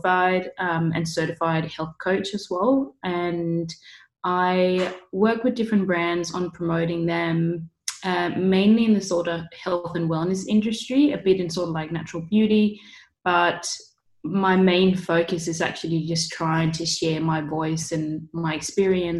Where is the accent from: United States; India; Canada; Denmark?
Denmark; moved away as an adult; now in Bondi Beach, Australia; I'm originally from Denmark. I moved down here when I was just 20 years old